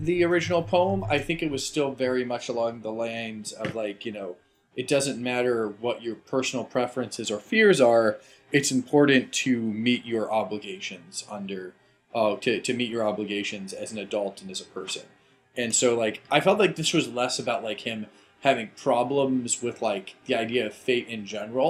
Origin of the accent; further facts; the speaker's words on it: United States; I'm American as well